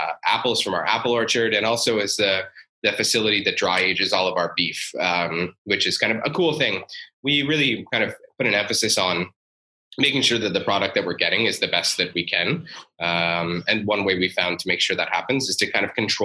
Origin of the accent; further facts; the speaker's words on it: Stratford, Ontario, Canada; I'm from Stratford